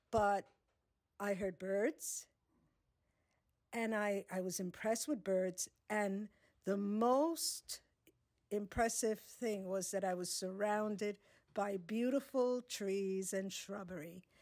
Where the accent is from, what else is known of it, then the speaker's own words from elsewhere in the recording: New York City, New York, United States; now in Jackson Heights, United States; I came from the South Bronx when it was burning kind of rundown slums. I I came to Jackson Heights and lived near the airport